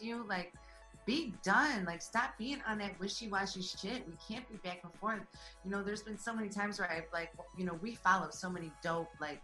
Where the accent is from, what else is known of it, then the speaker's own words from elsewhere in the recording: Detroit, Michigan, United States; I'm from Detroit, you know? I grew up in that scene where I was going to Cyphers